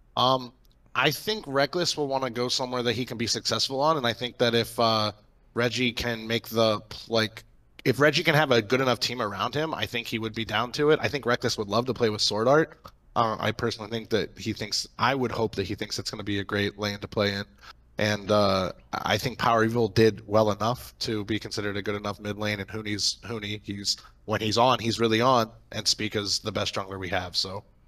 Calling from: Akron, Ohio, United States; I'm calling from Akron, Ohio

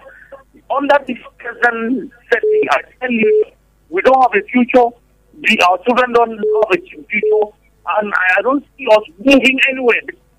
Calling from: Lagos, Nigeria; I'm calling from Lagos.

